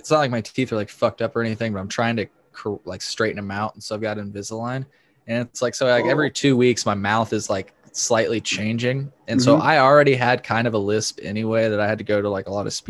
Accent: Effingham, Illinois, United States; accent: Southern; moved away; I am from Effingham, Illinois, originally.

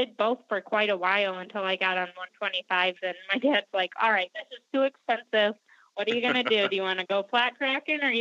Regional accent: Clio, Michigan, United States; also born or lived in Flint, Michigan; I was born in Flint, Michigan, and raised in Clio, Michigan, which is just about 20 minutes north of Flint.

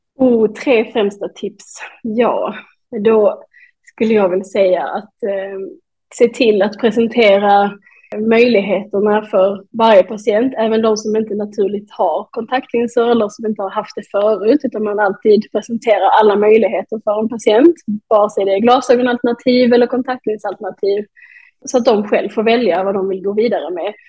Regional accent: Malmö, Skåne, Sweden; moved away as an adult; also born or lived in Denmark / Norway; då har jag flyttat tillbaka till Malmö där jag kommer ifrån

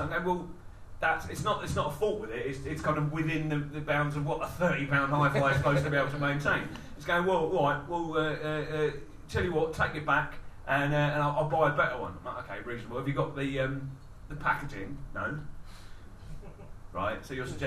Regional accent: Wallington, London, United Kingdom; I was brought up in Wallington, so it's in between Sutton and Croydon.

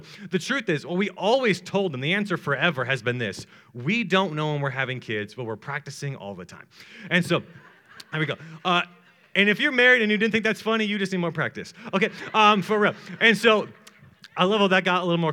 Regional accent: Atlanta, Georgia, United States; I'm from Atlanta, Georgia, and I am married

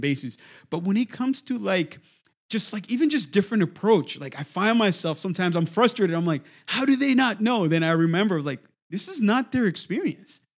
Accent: DR Congo; moved away as an adult; now in United States; my experience was growing up in the Congo

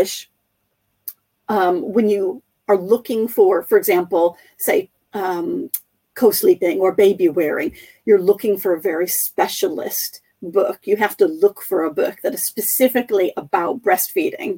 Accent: United States; I grew up reading in the United States

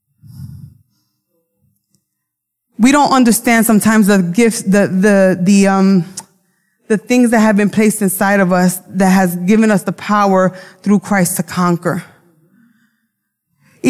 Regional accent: New York City, New York, United States; accent: Brooklyn; My accent comes out. I don't pronounce words correctly. My Brooklyn comes out.

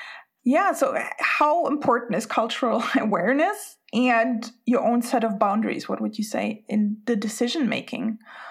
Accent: Spain; English is a second language; now in Sweden; but I'm Spanish, I grew up in Spain, and now I live in Sweden.

